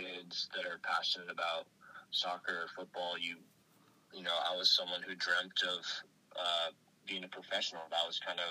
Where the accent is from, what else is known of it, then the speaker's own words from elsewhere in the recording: Oakland, California, United States; I grew up in Oakland